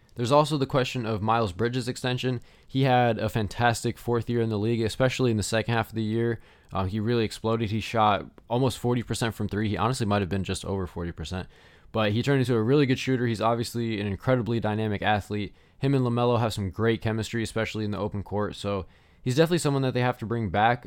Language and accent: English; Charlotte, North Carolina, United States; the Hornets, my hometown team